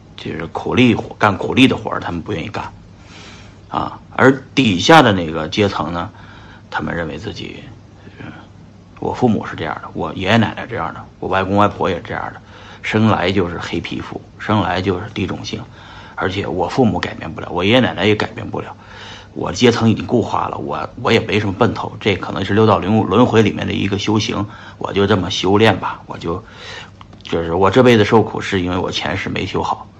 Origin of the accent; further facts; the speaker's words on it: China; 我们来自于中国